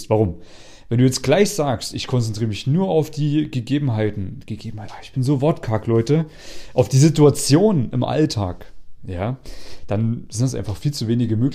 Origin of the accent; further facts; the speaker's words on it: East Germany, Germany; now in Vienna, Austria; Ich bin ja aus Ostdeutschland. Also die, die immer so eine Kartoffel im Mund haben, wenn sie reden.